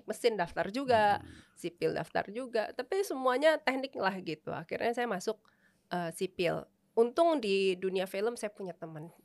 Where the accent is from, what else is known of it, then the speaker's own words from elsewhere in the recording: Jakarta, Indonesia; born there; Saya uh, saya lahir di Jakarta